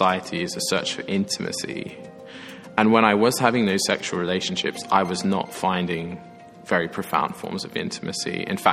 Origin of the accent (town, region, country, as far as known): Sydney, New South Wales, Australia; born or raised there; moved away as an adult; now in Oxford, United Kingdom